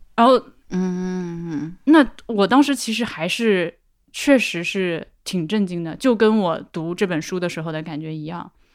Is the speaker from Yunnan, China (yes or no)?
no; Laohekou, Hubei, China; moved away; 生活在，就是出生在老河口，这狗地方教育资源那么差